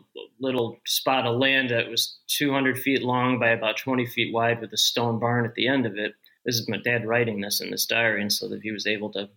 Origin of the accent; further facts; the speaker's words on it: Northbrook, Illinois, United States; I'm in Northbrook now, and I grew up in Northbrook, 2 miles north of where I live